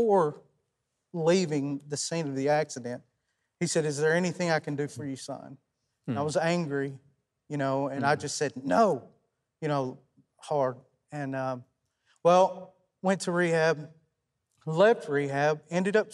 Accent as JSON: {"language": "English", "town": "South Pittsburg", "region": "Tennessee", "country": "United States", "tie": "born or raised there", "said": "South Pittsburgh, Tennessee, April the 24th at 1:30."}